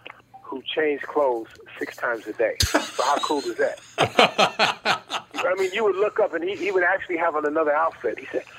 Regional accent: Chicago, Illinois, United States; I grew up in Chicago, Illinois.

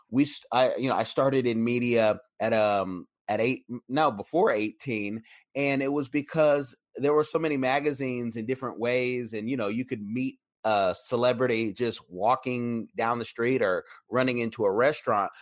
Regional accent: Oakland, California, United States; I'm from East Oakland

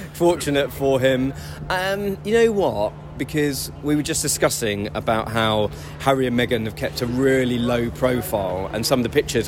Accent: United Kingdom; we're British

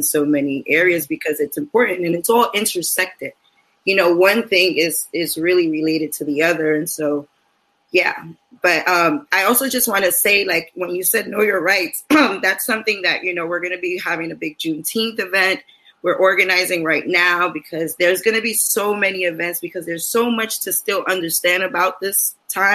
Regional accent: New York City, New York, United States; I'm here in East Harlem. I'm born and raised in East Harlem.

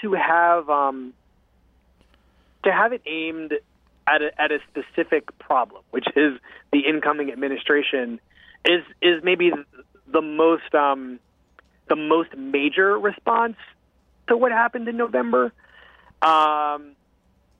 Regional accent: United States; as an American

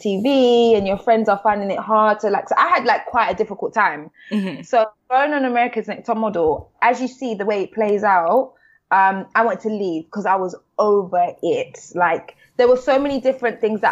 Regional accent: London, United Kingdom; I'm from the South. So, I'm from the South of London

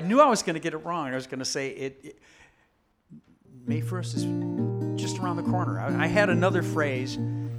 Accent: Minnesota, United States; I am also from Minnesota.

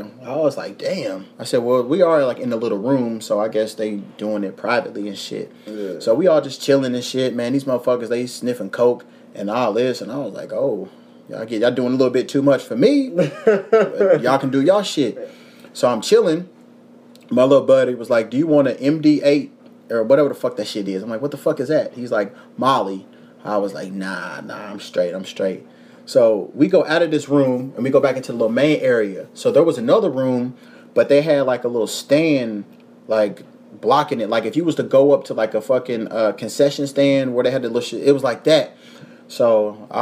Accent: Louisville, Kentucky, United States; now in Los Angeles, United States; I'm from Louisville. I'm from Kentucky

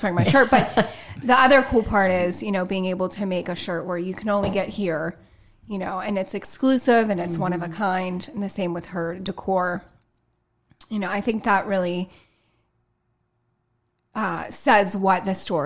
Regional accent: Grapeville, Pennsylvania, United States; now in Mount Pleasant, United States; I grew up in Grapeville. I live in Mount Pleasant.

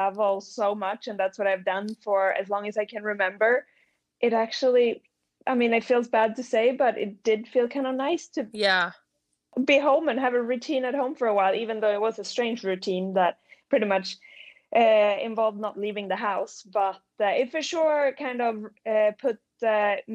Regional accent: Sweden; moved away; I grew up in Sweden in the winter

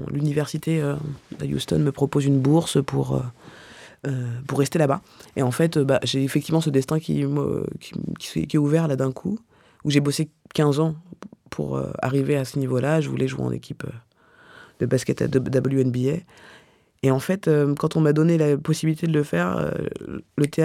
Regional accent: Clichy, Île-de-France, France; born there; Alors, je suis née à Clichy, mais j'ai grandi partout.

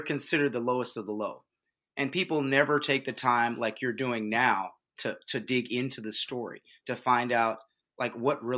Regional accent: Texas, United States; my home state

